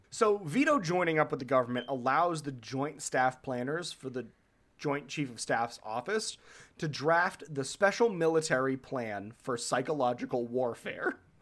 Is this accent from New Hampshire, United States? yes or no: yes; New Hampshire, United States; I grew up in New Hampshire